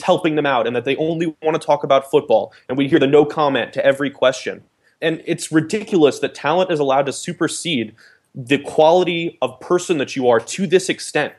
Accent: the South, United States; I grew up in the South

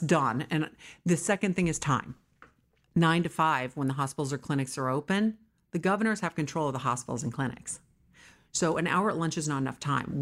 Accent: California, United States; also born or lived in New York / Wisconsin; I was raised here. I started my company here in my Aunt Nichols' home in a small bedroom in San Fernando Valley, and I am a New Yorker, but a California girl

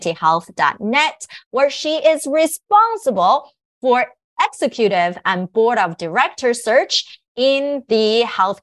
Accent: New Jersey, United States; I grew up in New Jersey

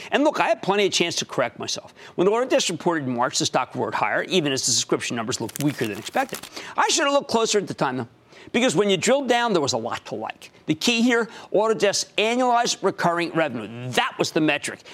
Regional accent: Philadelphia, Pennsylvania, United States; moved away; my hometown of Philadelphia

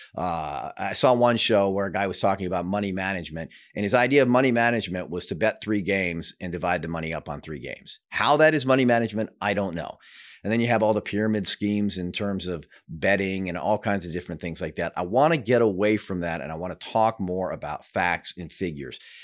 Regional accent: Seattle, Washington, United States; also born or lived in Denver; now in Florida, United States; I'm originally from Seattle, but lived in Denver for many years and am fairly new to Florida

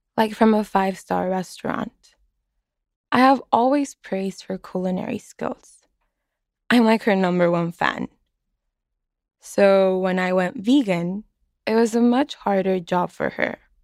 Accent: Mexicali, Baja California, Mexico; moved away as an adult; now in Boston, United States

